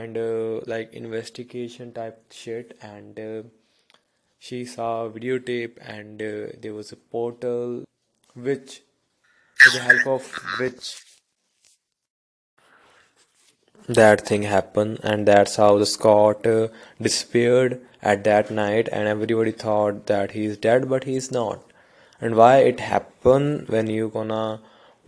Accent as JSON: {"language": "English", "country": "India", "second_language": "English", "said": "I am from India, definitely some words are really hard to pronounce"}